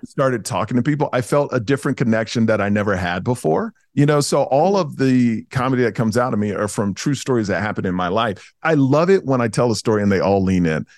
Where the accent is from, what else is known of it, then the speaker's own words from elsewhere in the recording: Houston, Texas, United States; now in Las Vegas, United States; I grew up in Houston